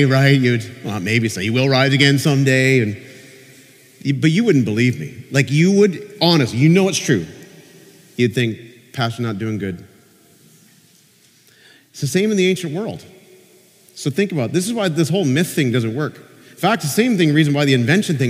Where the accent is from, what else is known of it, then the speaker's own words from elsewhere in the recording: Peterborough, Ontario, Canada; now in Niagara, Canada; I visited my father's grave in Peterborough, and he died a few years ago, and sometimes when I'm back in my hometown, I go to his grave